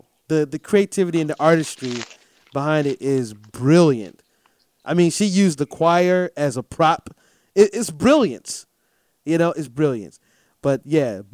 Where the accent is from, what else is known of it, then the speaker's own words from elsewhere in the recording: Durham, North Carolina, United States; from right here in North Carolina, my hometown, by the way, Durham, North Carolina